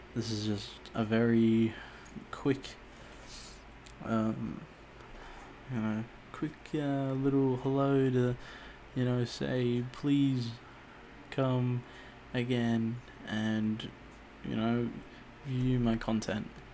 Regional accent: Auckland, New Zealand; I was born in Auckland, New Zealand

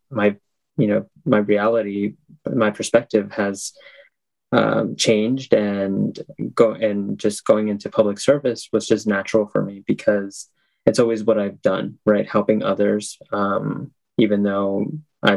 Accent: Milford, United States; I was born and raised here in Milford

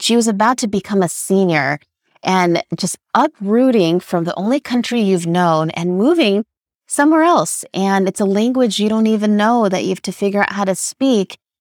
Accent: Los Angeles, California, United States; I was born and raised in Los Angeles.

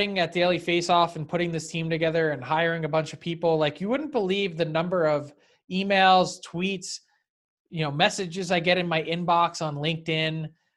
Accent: Philadelphia, Pennsylvania, United States; I grew up in the Philly area

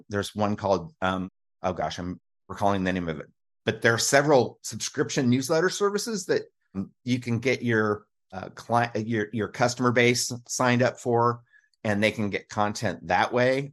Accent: Kansas City, United States; I grew up in the Kansas City area

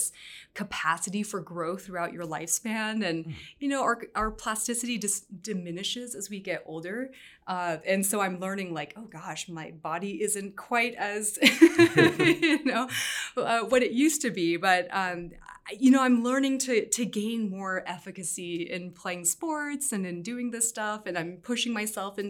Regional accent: California, United States; growing up bicultural, I think, you know, on the one hand, of course, being American, but on the other hand, having this Vietnamese background

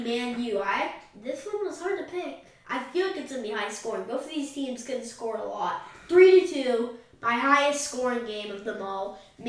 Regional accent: United States; we're from the United States of America

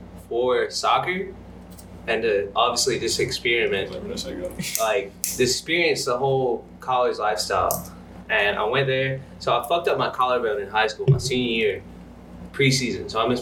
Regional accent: Rock Hill, South Carolina, United States; moved away; also born or lived in Charlotte, North Carolina / Atlanta, Georgia; transferred back home to Rock Hill, where I grew up. I'm not from there. I'm from 704 Charlotte.

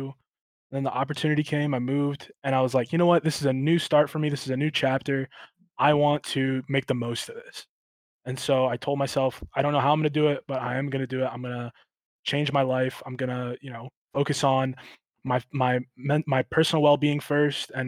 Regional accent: Marion, Ohio, United States; moved away as an adult; now in California, United States; I grew up in Marion, right? Mm-hmm. So it's small town Ohio

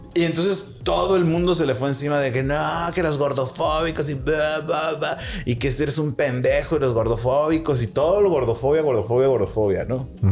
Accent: northern Mexico, Mexico; yo como público norteño

